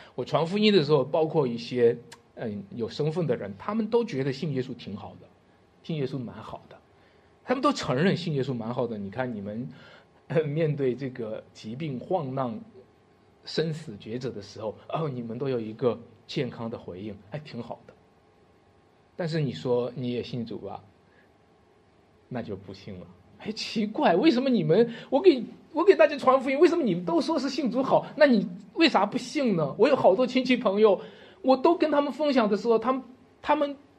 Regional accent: China; 用我们中国人的话

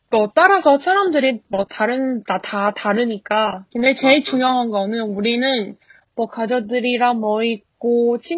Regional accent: Taiwan; Korean is a second language; 대만 사람이잖아. 어나 너무 못해. 난 집에서 대만어

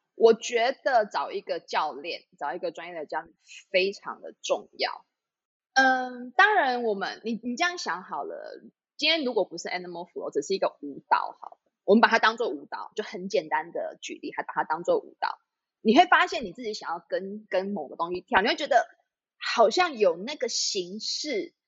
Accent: Taipei, Taiwan; moved away as an adult; now in Zhubei, Taiwan; 其实我是台北人

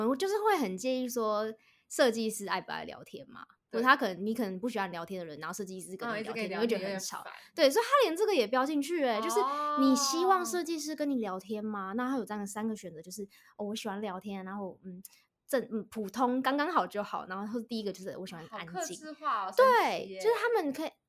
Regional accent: Taiwan; 我们台湾人对日本人的日本女孩子的印象是从小学就开始化妆，大家都很会化妆。

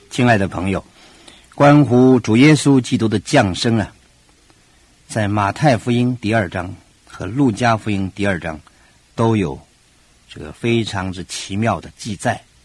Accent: China; 很可能跟我们中国人有特别的关系

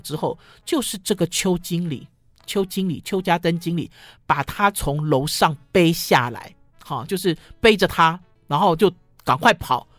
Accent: Sanchong, New Taipei, Taiwan; 我从小虽然住在三重，哈，跨过了，呃，中心桥

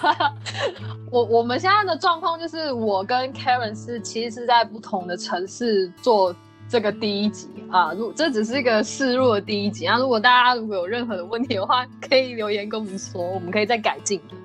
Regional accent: Taichung, Taiwan; moved away as an adult; now in Canada; 我，我，我也是台湾人啊，只是我是台中这样

